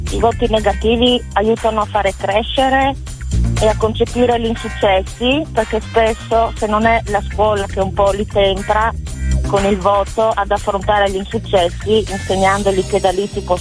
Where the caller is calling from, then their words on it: Friuli-Venezia Giulia, Italy; Siamo da Suriaco in provincia di Gorizia.